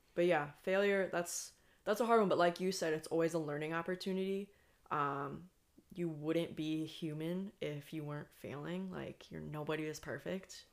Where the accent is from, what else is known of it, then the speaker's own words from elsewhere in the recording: United States; also born or lived in Iceland; me as the American